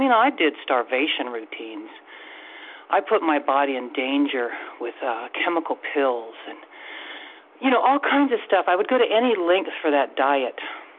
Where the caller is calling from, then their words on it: Washington, United States; State of Washington here.